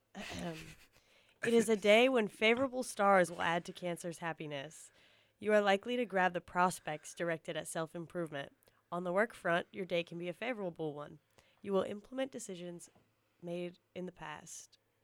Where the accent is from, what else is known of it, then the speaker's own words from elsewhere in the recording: East Coast, United States; moved away; growing up on the East Coast, I feel like a lot of our slang was New York slang